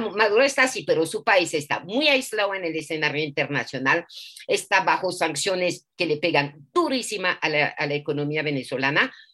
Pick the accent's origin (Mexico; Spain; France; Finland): France; now in Colombia; en mi país, Francia